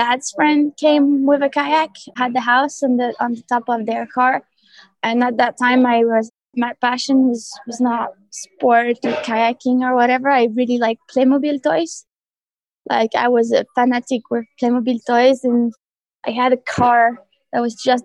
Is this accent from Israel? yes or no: no; France; I grew up in the Alps in a small village called Le Villa Reginal.